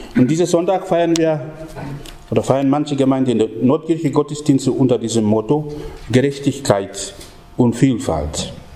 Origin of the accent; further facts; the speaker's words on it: Papua New Guinea; moved away; bei uns in Papua-Neuguinea. Denn es ist nicht sehr lange her, nur etwas über 140 Jahre her, dass der christliche Glaube in unser Land angekommen ist